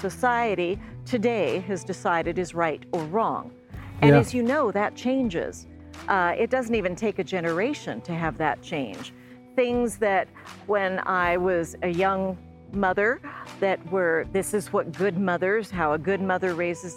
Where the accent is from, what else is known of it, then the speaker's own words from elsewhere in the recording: California, United States; I grew up in California